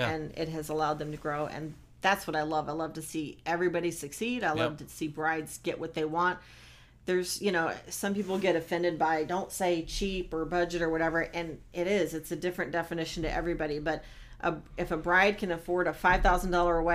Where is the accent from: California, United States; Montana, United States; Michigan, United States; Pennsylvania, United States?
Michigan, United States; moved away as an adult; I grew up in Michigan, and everything was support local businesses